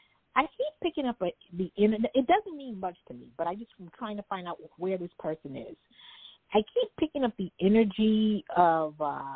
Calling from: New York City, New York, United States; I'm calling from New York City.

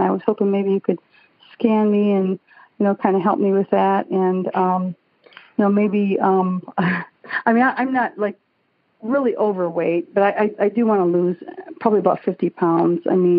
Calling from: Auburn Hills, Michigan, United States; calling from Auburn Hills, Michigan.

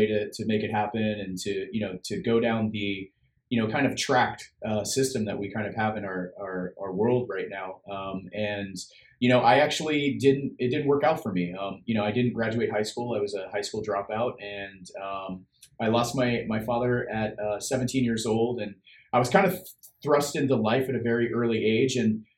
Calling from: Sacramento, California, United States; So I'm in Sacramento, California. That's where my office is, but I'm usually traveling all around the United States for the most part.

